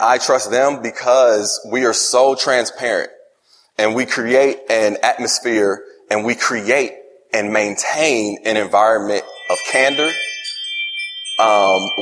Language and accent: English; Indianapolis, Indiana, United States; also born or lived in upstate New York; I grew up in Indianapolis, Indiana, was born in upstate New York